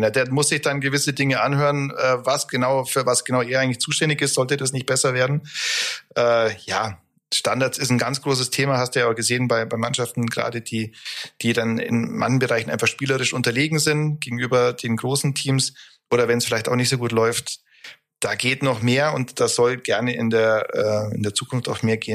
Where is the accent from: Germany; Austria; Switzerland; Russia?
Germany; Augsburg, Bavaria; Also wenn man als Augsburger Münchner ärgert, dann ist das immer eine tolle Sache.